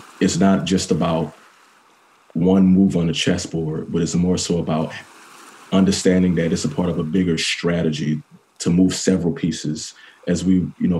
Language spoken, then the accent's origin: English; New Orleans, Louisiana, United States; I was born and raised in New Orleans and was surrounded by family and friends who all loved and supported me. Growing up in New Orleans definitely imparted upon me a sense of community.